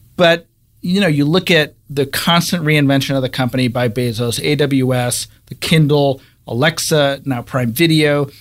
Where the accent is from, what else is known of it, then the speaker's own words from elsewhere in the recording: Cleveland, Ohio, United States; I'm from Cleveland, Ohio, and I grew up reading the Cleveland Plain Dealer